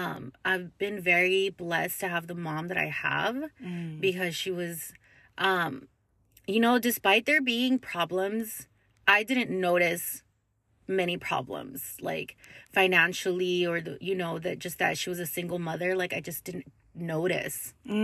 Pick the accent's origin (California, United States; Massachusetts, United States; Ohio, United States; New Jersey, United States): California, United States; Lancaster; I was born in Lancaster, California. It's like an hour and a half away from downtown LA. I grew up with my sister and my mom.